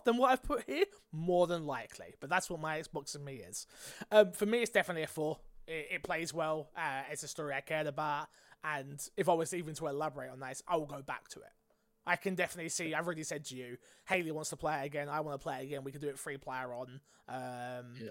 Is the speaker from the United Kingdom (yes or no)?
yes; United Kingdom; I'm British